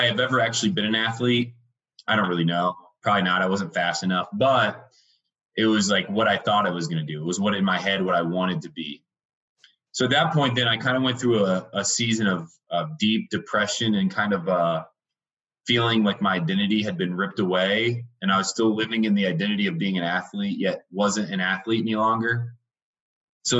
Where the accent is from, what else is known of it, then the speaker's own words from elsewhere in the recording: Indiana, United States; moved away as an adult; now in Denver, United States; I was raised in Indiana. It's a small little Midwestern state, in a small little town.